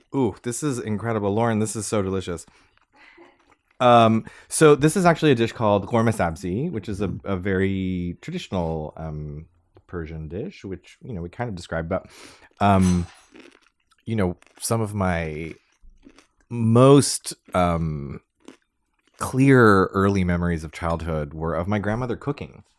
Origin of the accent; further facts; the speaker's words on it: Los Angeles, California, United States; I grew up in Los Angeles